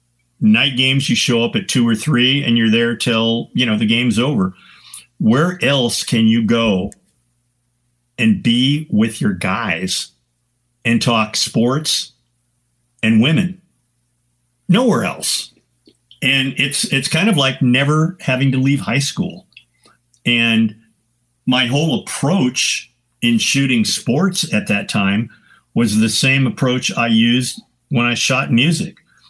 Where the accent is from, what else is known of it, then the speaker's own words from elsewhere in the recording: San Francisco, California, United States; And because of the fact I was from San Francisco, long hair, patched Levi's, I got gigs immediately.